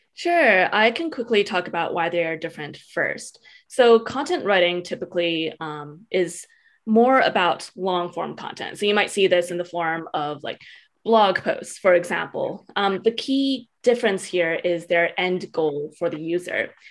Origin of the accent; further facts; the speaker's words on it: Edmonton, Alberta, Canada; I grew up in Edmonton, Alberta, Canada, which is a really small city, very, very residential.